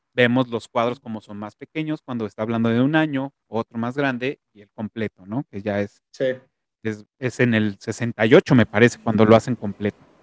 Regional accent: Mexico; soy orgullosamente mexicano

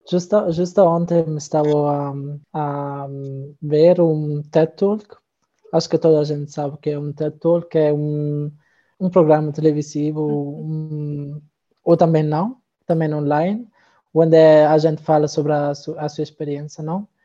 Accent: Italy; Portuguese is a second language; moved away as an adult; now in Braga, Portugal; tenho 23 anos, sou italiano.

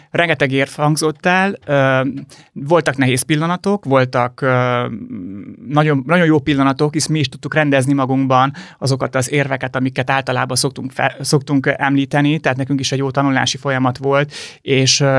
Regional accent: Arad, Arad County, Romania; also born or lived in Budapest (Erzsébetváros); now in Budapest, Hungary; Aradi vagyok, ha azt nézzük, Aradi.

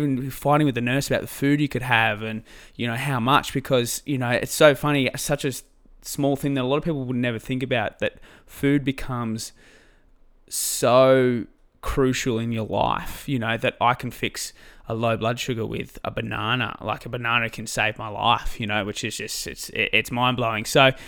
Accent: Albury-Wodonga, New South Wales, Australia; Well, yeah, so I grew up in Albury-Wodonga, just on the border of New South Wales and Victoria.

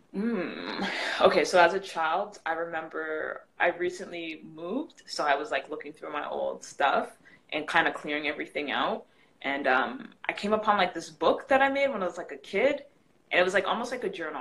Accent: Canada; I'm Canadian

